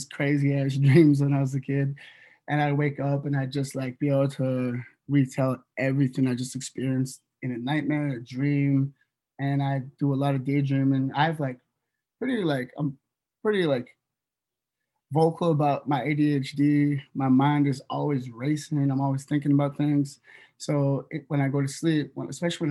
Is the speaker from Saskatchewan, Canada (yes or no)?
no; Northwest BC, British Columbia, Canada; also born or lived in Toronto; we come from a small community up from Northwest BC